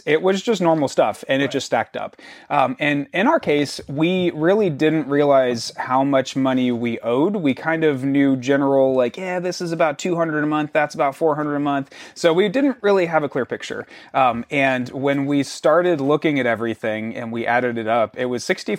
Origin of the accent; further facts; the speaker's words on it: Florida, United States; growing up in Florida, there was definitely one store that was layaway.